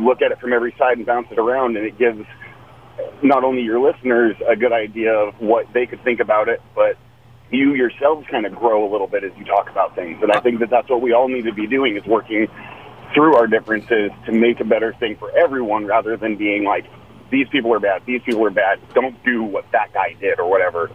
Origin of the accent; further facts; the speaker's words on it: Oregon, United States; I'm from Oregon